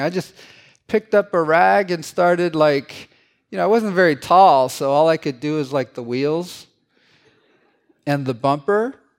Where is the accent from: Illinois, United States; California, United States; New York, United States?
California, United States; San Francisco; English is a second language; I grew up in San Francisco, N, and not in a, in a kind of a sketchy neighborhood